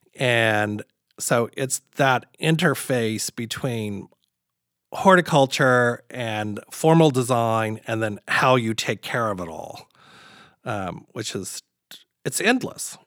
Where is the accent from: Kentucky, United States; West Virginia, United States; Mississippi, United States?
Kentucky, United States; Crestwood; I grew up very, very, very humble beginnings outside of Louisville, Kentucky